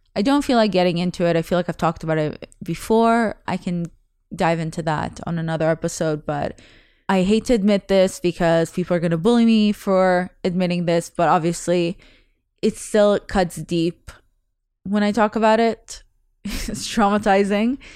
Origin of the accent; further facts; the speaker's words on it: Russia; first language Russian; English is a second language; moved away; I was born in November in Russia